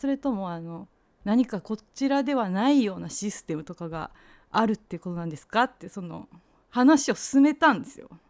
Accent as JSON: {"language": "Japanese", "region": "Fukuoka", "country": "Japan", "tie": "born or raised there", "moved": "as an adult", "lives_now": "Himeji, Japan", "said": "福岡ですって、あの、結婚して姫路に来たので、あの、福岡が出身です"}